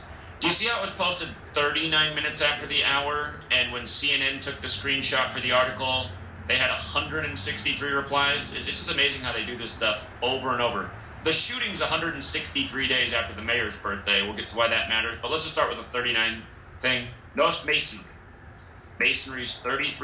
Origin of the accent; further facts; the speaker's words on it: Washington, United States; here in my home state, Washington State